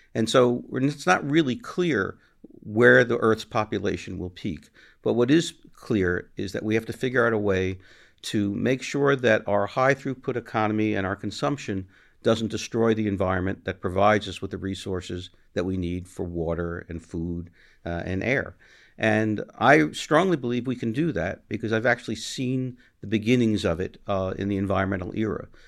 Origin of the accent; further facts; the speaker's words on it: New York City, New York, United States; I was growing up in New York City